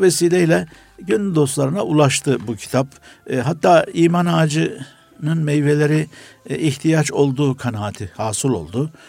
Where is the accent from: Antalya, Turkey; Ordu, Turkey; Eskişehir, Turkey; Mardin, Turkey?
Antalya, Turkey; moved away; also born or lived in Istanbul; Antalya doğumluyum.